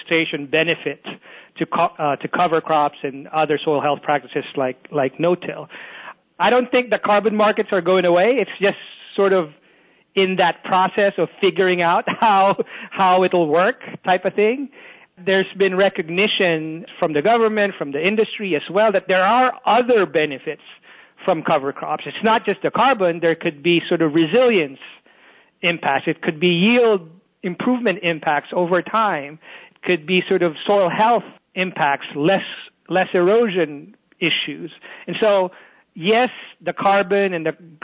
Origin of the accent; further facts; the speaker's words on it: Philippines; moved away as an adult; also born or lived in South Carolina, United States / Illinois, United States / Texas, United States; now in North Carolina, United States; Born in the Philippines, so I'm from the Philippines originally